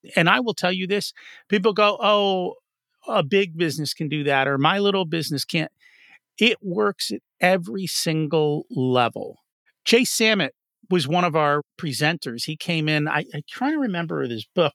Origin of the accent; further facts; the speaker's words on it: New Jersey, United States; I didn't come from Philly. I came from Jersey.